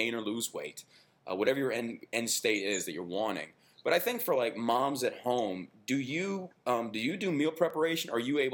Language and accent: English; Texas, United States; being born and raised in Texas, we were raised on what they call Tex-Mex